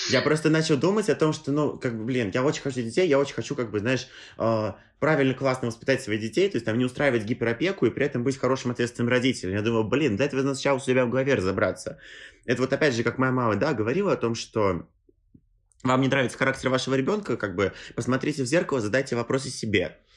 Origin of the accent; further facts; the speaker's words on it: Tolyatti, Samara Oblast, Russia; now in Moscow, Russia; мои отец и мать, они как бы родились и выросли в Тольятти, они э, жили там всю жизнь, и родители их были там. А я вот такой, да, переехал в Москву